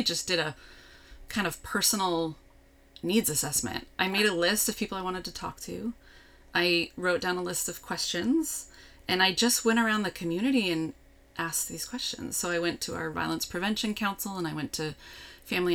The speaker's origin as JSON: {"language": "English", "area": "East Bay", "region": "California", "country": "United States", "tie": "born or raised there", "also_born_or_lived": "Davis, California", "lives_now": "Santa Rosa, United States", "said": "back to my hometown. My dad still had the big house we grew up in, so there was room for me and my kids, and we could just regroup. So we lived there and figured out our next steps. So I was living in the East Bay."}